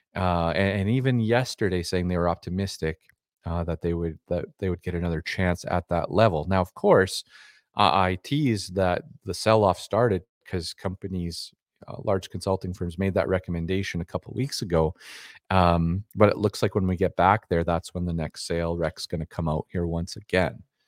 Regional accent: Dormy, Saskatchewan, Canada; a kid growing up in Dormy, Saskatchewan

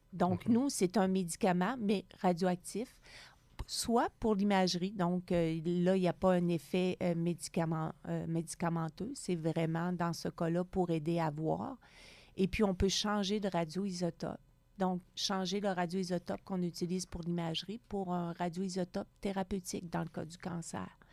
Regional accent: Gaspésie, Quebec, Canada; moved away as an adult; also born or lived in Montreal; now in Sherbrooke, Canada; Je viens de la Gaspésie, loin

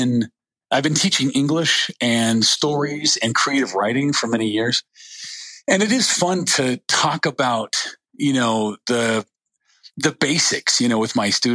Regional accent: Western United States, United States; also born or lived in Salt Lake City, United States; Well, I was born in Salt Lake City, but I grew up all over the Western United States.

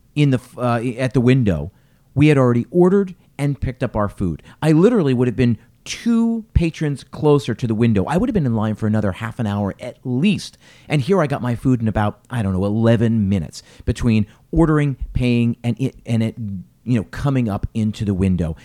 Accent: Philadelphia, Pennsylvania, United States; I'm from Philadelphia

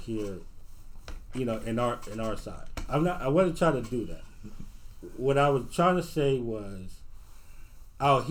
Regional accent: Watts / Rancho Cucamonga / Moreno Valley, California, United States; Rancho Cucamonga out here

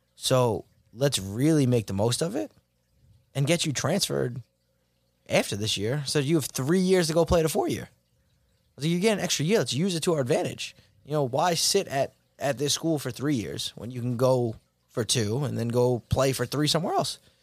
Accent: Rockville Centre, New York, United States; I grew up in Rockwell Center, went to Southside for high school

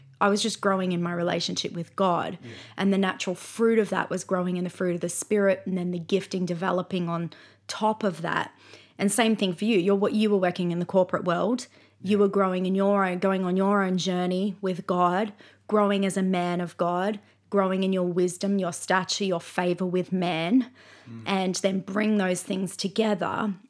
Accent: Brisbane, Queensland, Australia; So, for example, we grew up in Brisbane

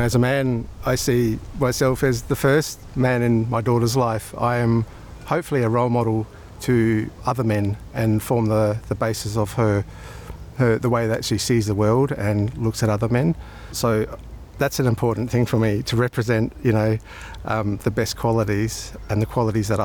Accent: Darwin, Northern Territory, Australia; also born or lived in Brisbane; now in South Australia, Australia; I was born in Brisbane but raised in Darwin amongst my Aboriginal family

